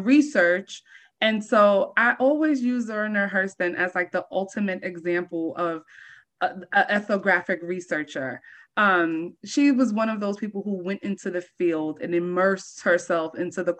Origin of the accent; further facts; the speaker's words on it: New York City, New York, United States; also born or lived in Barbados / Harlem, New York City; I was born in Barbados, the West Indies, but I've lived in New York since I was 1 year old. I first in Harlem, and then about for the last 15 years, I've lived in the South Bronx